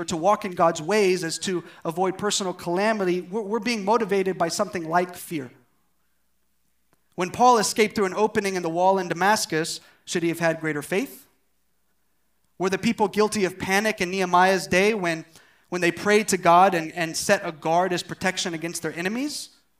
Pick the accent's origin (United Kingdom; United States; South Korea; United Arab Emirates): South Korea; Uijeongbu, Gyeonggi Province; I'm from Wijangbu, whoop whoop.